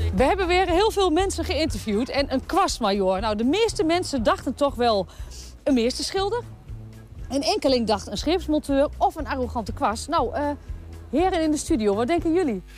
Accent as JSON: {"language": "Dutch", "area": "Twente", "region": "Overijssel", "country": "Netherlands", "said": "als Twentenaar"}